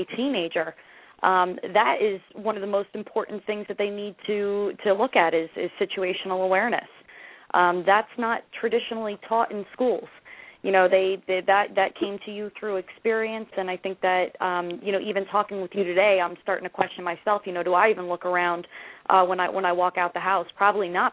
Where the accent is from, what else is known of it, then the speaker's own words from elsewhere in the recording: Jersey Shore, New Jersey, United States; I am from the Jersey Shore